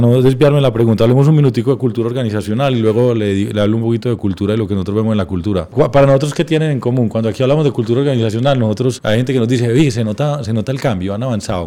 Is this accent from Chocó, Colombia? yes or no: no; Medellín, Antioquia, Colombia; also born or lived in United States; nací en Medellín